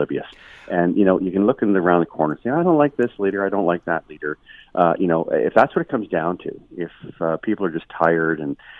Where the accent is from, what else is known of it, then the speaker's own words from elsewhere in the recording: Ontario, Canada; I'm from Ontario